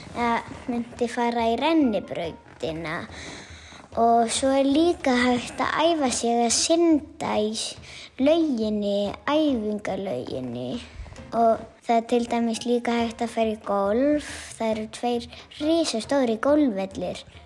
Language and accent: Icelandic; Álftanes, Capital Region, Iceland; ég er frá Ofldanesinu sem er á höfuborgarsvæðinu